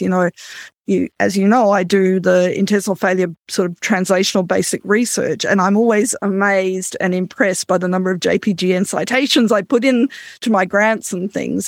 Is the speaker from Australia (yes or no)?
yes; Australia; now in Canada; I'm an Australian Canadian